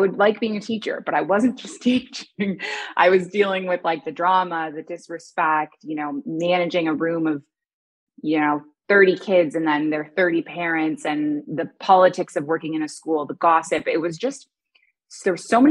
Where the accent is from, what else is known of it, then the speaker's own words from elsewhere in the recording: Toronto, Ontario, Canada; moved away as an adult; also born or lived in Kuwait / Dubai; now in Bali, Indonesia; I was raised in Toronto